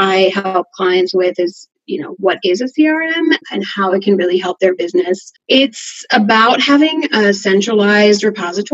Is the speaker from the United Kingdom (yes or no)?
no; Switzerland; moved away as an adult; now in Seattle, United States; I grew up in Switzerland, so my career was over there for the first part